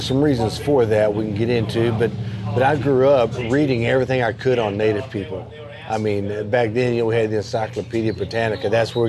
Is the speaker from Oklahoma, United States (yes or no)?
yes; Oklahoma, United States; So I come from the Choctaw Nation.